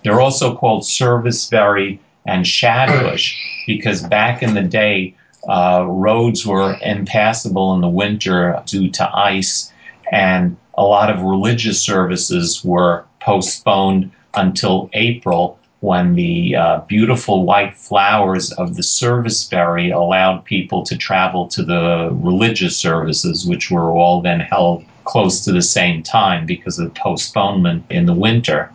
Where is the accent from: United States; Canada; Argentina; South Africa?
United States; New York City, New York; I grew up in Queens and New York City